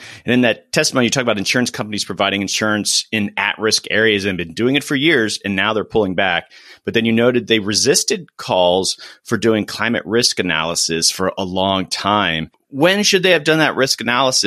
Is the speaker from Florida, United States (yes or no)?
yes; Florida, United States; now in Tucson, United States; I'm from Florida originally, I live in Tucson right now, but I'm from Florida